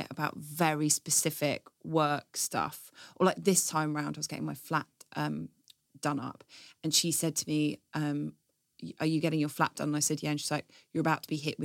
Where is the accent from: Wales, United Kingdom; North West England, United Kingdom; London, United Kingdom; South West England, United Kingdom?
London, United Kingdom; Stanmore; I grew up in Stanmore